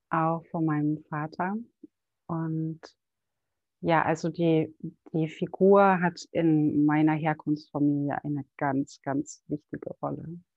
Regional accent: Berlin, Germany; born there; Ich bin in Berlin geboren und Mutter von einem fast 15-jährigen Sohn und betreibe seit sechs Jahren mein eigenes Ayurveda-Business in Berlin

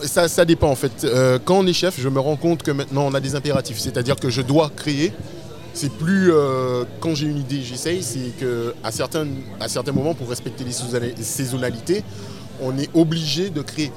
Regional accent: Sainte-Rose, Guadeloupe; also born or lived in Pointe-à-Pitre; now in Paris, France; je viens précisément de Sainte-Rose, mais euh, ma famille est de Pointe-à-Pitre. Moi j'ai fait toutes mes classes à Pointe-à-Pitre, mais j'ai toujours vécu à Sainte-Rose

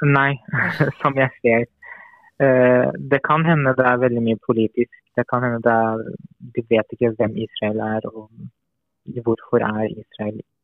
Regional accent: Iran; now in Norway; jeg vokste opp jo i Iran

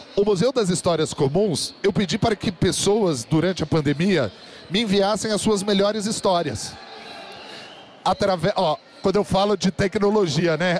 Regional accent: São José dos Campos, São Paulo, Brazil; sou natural da cidade de São José dos Campos, que é um polo de tecnologia no interior de São Paulo, no Vale do Paraíba

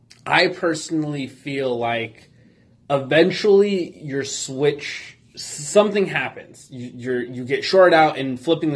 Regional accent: Arizona, United States; I was born and raised in Arizona.

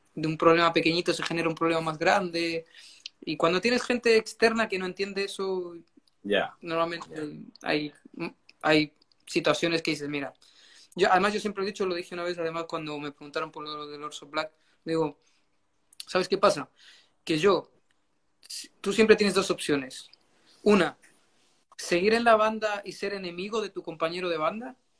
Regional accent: Chile; moved away as an adult; also born or lived in Madrid, Spain; now in Bucharest, Romania; yo soy nacido en Chile

